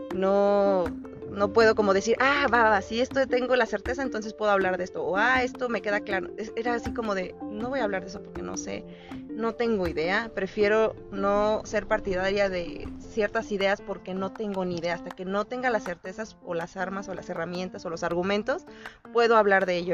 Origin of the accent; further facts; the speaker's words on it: Querétaro, Mexico; Soy de Querétaro